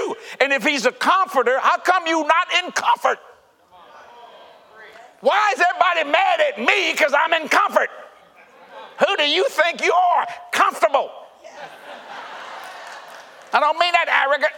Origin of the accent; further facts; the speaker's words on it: Cajun, Louisiana, United States; I'm a Cajun